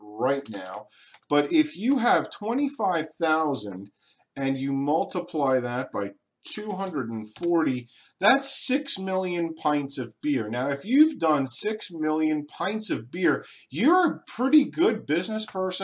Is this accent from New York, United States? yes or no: yes; Long Island, New York, United States; moved away; I grew up on Long Island, New York